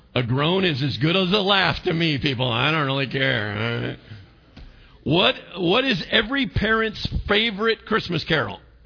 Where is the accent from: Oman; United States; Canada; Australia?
United States; I'm American